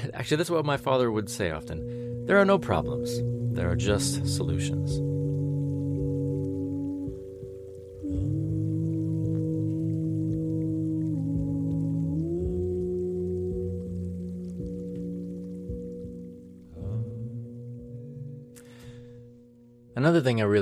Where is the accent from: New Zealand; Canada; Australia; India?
Canada; British Columbia; growing up in the South Central interior of BC